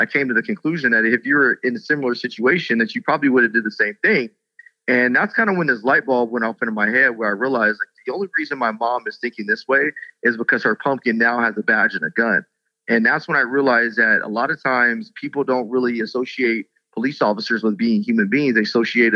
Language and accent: English; Rialto, California, United States; also born or lived in Las Vegas, Nevada; I grew up here in Southern California and went to a high school called Rialto High School